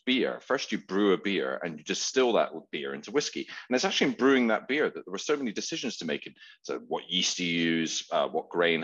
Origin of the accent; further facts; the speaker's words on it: Edinburgh, Scotland, United Kingdom; now in London, United Kingdom; My business partner and I, lifelong friends, known each other since we were four, and we grew up in Edinburgh together. We ended up in London